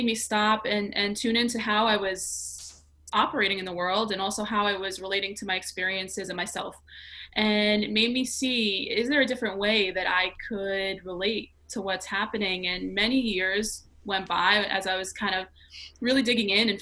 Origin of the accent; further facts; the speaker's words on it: New York City, New York, United States; I grew up in New York City, born and raised